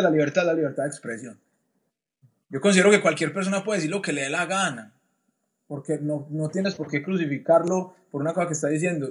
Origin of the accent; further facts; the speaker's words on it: Colombia; moved away as an adult; nosotros siendo colombianos